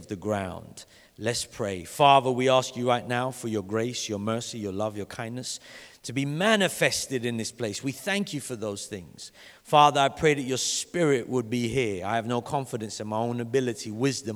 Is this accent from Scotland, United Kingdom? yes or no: no; London, United Kingdom; When I grew up in Vauxhall. And in Vauxhall, it's called the Vauxhall City Farm. And when I went to primary school in Vauxhall